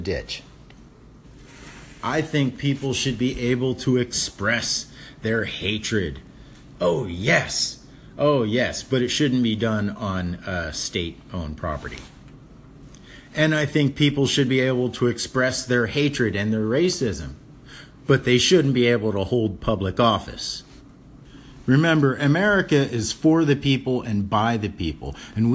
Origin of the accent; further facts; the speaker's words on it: Mississippi, United States; moved away; also born or lived in Hawaii; I'm from the South. I'm a person of color. I was raised in the South in 1963 in Mississippi.